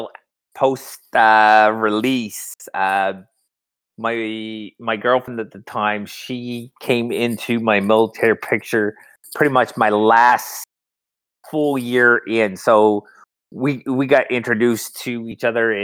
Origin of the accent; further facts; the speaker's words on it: New Brunswick, Canada; moved away as an adult; also born or lived in Calgary, Alberta; now in Newfoundland, Canada; I'm originally from Calgary, Alberta, but I've grown up all my life in, New Brunswick.